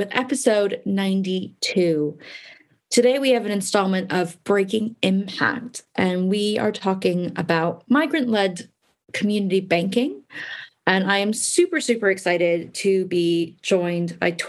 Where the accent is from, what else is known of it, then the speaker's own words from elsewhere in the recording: California, United States; I am originally from California, as you can probably tell from my accent.